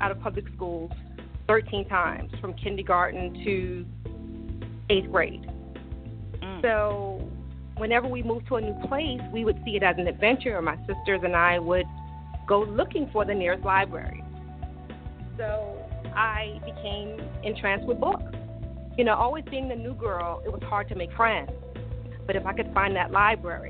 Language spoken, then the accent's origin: English; New York City, New York, United States; I grew up in Brooklyn, New York